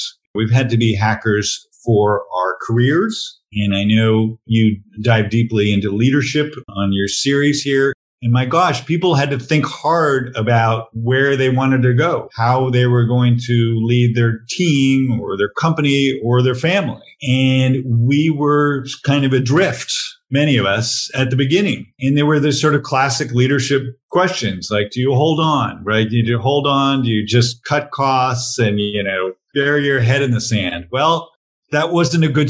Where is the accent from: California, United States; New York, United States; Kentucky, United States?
California, United States; near San Francisco; I had an English father, but I grew up near San Francisco